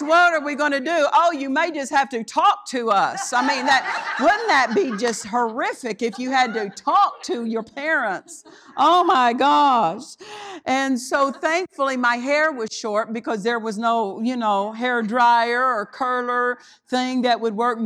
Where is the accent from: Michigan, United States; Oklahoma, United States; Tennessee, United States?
Oklahoma, United States; I was raised in Oklahoma